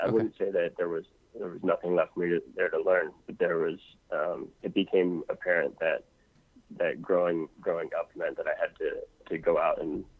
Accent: Washington, District of Columbia, United States; moved away as an adult; now in Chile; I was back in my hometown last month in DC.

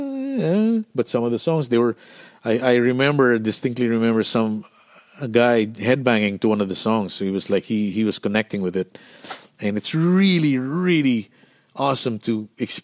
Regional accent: Philippines; Being Filipino, you don't know how to dress cold

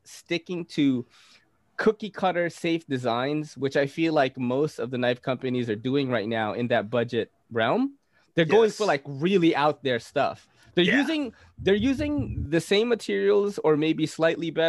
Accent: Philippines; I'm Filipino

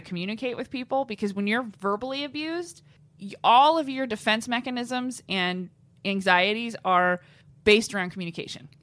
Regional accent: Los Angeles, California, United States; That's where I grew up. My hometown

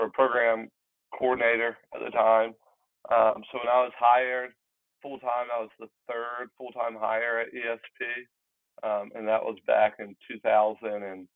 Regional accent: Athens, Georgia, United States; also born or lived in Madison County, Georgia; I grew up in Athens

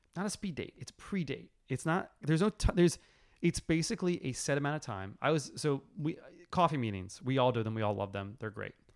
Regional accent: New York City, New York, United States; moved away as an adult; also born or lived in Los Angeles, United States; growing up in New York

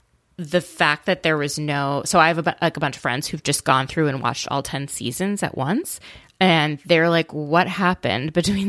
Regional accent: Midwest, United States; I grew up in the Midwest, but our rabbi

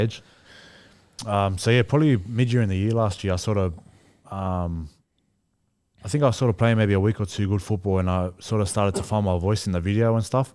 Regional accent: Australia; I'm Australian as well, like, my mum's Australian

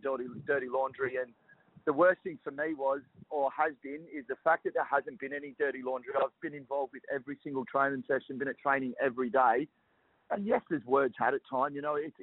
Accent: Perth, Western Australia, Australia; growing up in Perth

